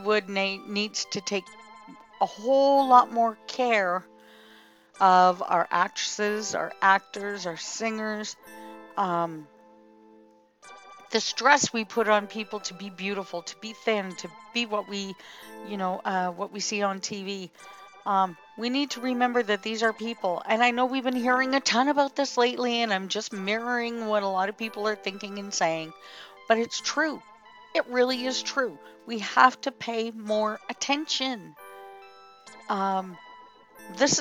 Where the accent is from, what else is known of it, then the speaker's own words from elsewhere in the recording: Canada; I'm Canadian.